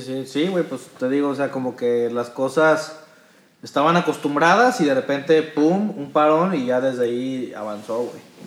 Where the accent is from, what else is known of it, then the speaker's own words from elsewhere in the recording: Guadalajara, Jalisco, Mexico; somos pues los tapatíos